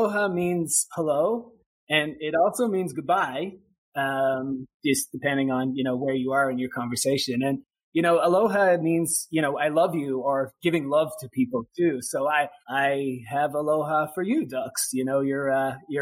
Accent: Ireland; now in Hawaii, United States; I'm from Ireland originally

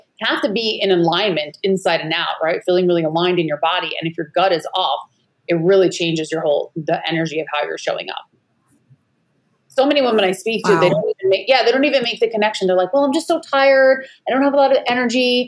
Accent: Long Island, New York, United States; also born or lived in California; now in Maui, United States; I'm originally from Long Island, New York

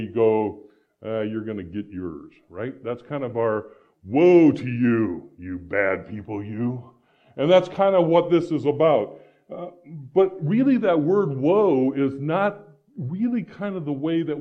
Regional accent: Iowa, United States; moved away; also born or lived in Phoenix, Arizona; I grew up in Iowa.

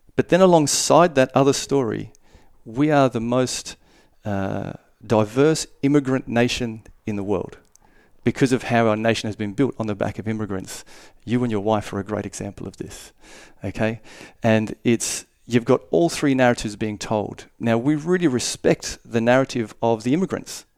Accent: Darwin, Northern Territory, Australia; I was born in Darwin and I grew up there

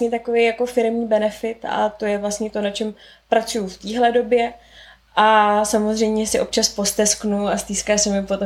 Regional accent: Prague, Czechia; z Prahy.

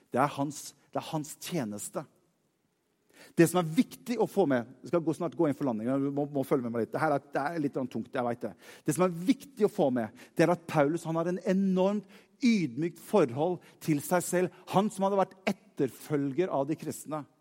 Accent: Norway; Jeg er nordmann.

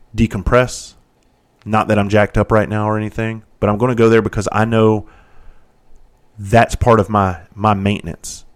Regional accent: Bluffton, South Carolina, United States; I grew up in Bluffton, South Carolina

